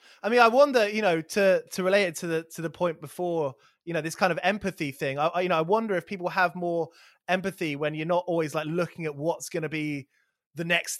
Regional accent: Watford, East of England, United Kingdom; you know, I'm from the outskirts. I'm from Watford

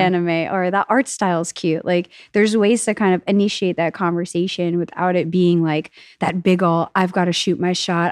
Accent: New York, United States; now in Austin, United States; I'm a New Yorker

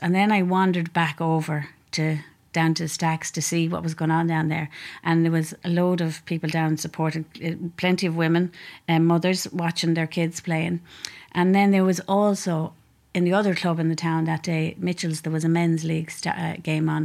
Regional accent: Leinster, Ireland; moved away; I'm from Leash originally

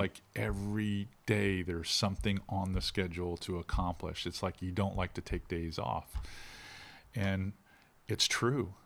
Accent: Pinellas County, Florida, United States; moved away; when I grew up in Pinellas County, we wore Wranglers and Lee jeans

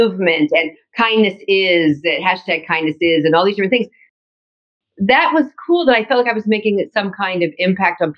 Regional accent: Orange County, California, United States; I'm from Orange County where Disneyland is from

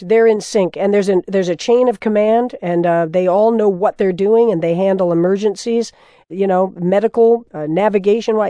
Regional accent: Florida, United States; That was my home state, also of Florida. I grew up as a kid during the Revolution, looking out over that water

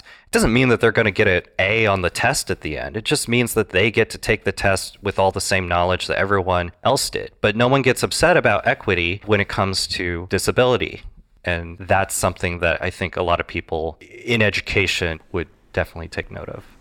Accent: Iowa, United States; Iowa, my home state

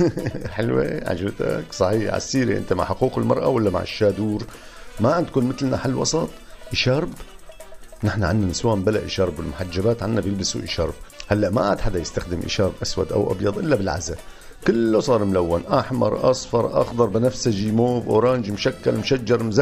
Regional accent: Syria; خلص افتح قلبك أنا مثلك سوري يعني بفهم عليك عالطاير بفهم عليك

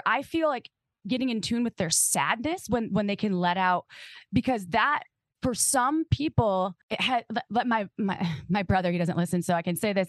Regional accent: Midwest, United States; We're all from the Midwest

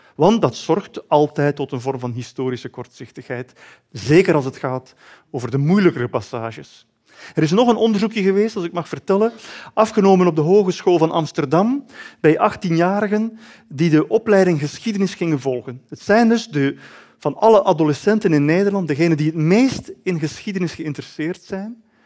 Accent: Belgium; ik schreef het ook nog eens als Belg

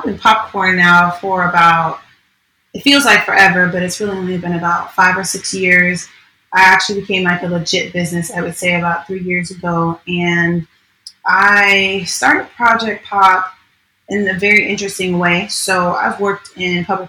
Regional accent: New York, United States; now in Orlando, United States; I'm originally from New York.

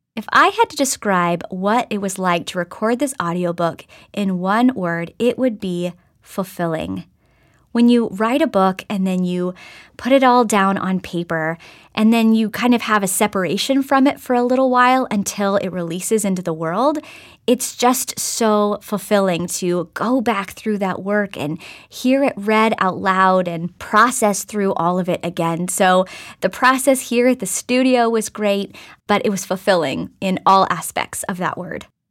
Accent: Oklahoma, United States; moved away; I grew up in Oklahoma and spent some time in different parts of the country

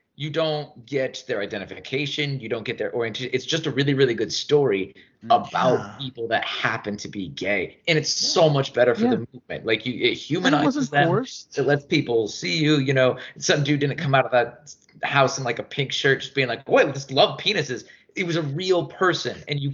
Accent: Indiana, United States; I grew up in Indiana.

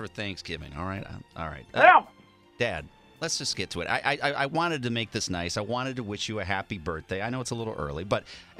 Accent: Silver Lake, Wisconsin, United States; I lived right on the border of Wisconsin, Illinois. I grew up there, like Silver Lake, Salem area.

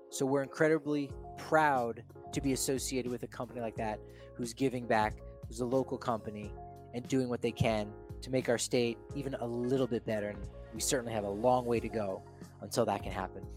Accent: East Coast, United States; being a kid also from the East Coast

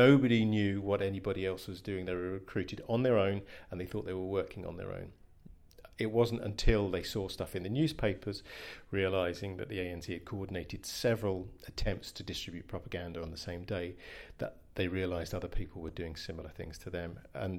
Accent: London, United Kingdom; southeast London, which is my part of the world, and it seems to have had an effect on my accent

